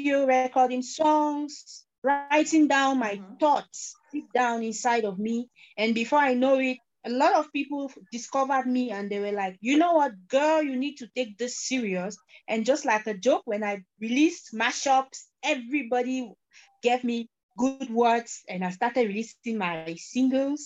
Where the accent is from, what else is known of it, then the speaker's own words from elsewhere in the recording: Cameroon; I am an artist from Cameroon